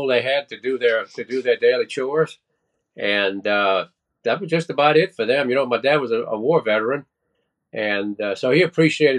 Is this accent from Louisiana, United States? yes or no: yes; South Louisiana, United States; also born or lived in Texas; Well, I was actually born in Texas, and I stayed there for every bit of a week. And then my folks moved into Louisiana. So I was raised in South Louisiana.